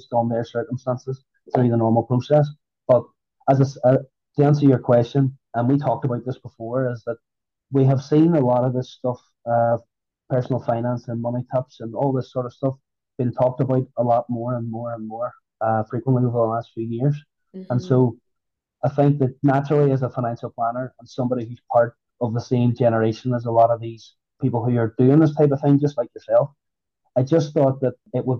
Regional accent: Northern Ireland, United Kingdom; I'm from Northern Ireland.

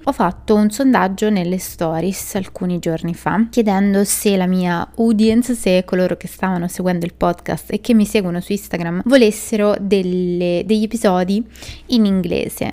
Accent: Italy; noi italiani

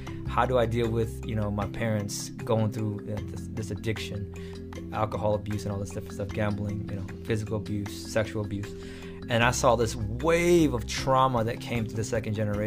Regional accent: Portland, Oregon, United States; moved away as an adult; now in Los Angeles, United States; we grew up in Portland, southeast side

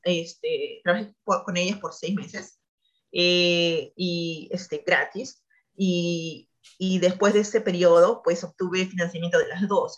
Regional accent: Peru; moved away as an adult; also born or lived in Purdue, United States; now in United States; como peruanos, como nuestra comunidad era muy pequeña

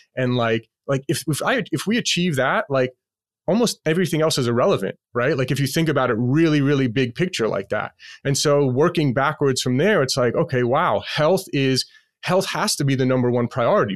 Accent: New York City, New York, United States; moved away as an adult; now in Las Vegas, United States; I'm born and raised in Queens, New York

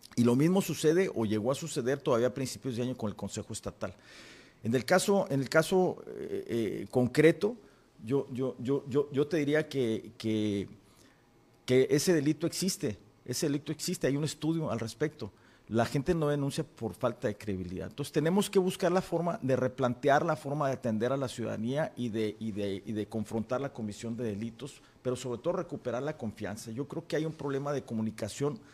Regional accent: Baja California, Mexico; yo soy de Baja California

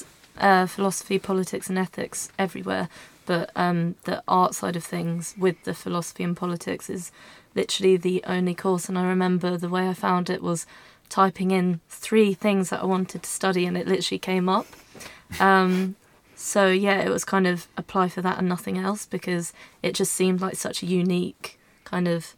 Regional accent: Tunbridge Wells, South East England, United Kingdom; moved away as an adult; now in Brighton, United Kingdom; I'm from Tunbridge in Kent.

